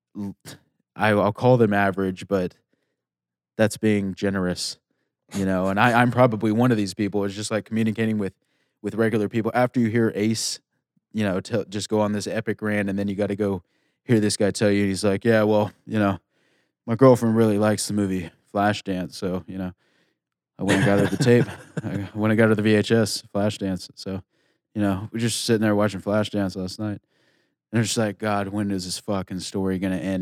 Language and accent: English; Texas, United States; moved away; I'm from Tex, I'm a Texas boy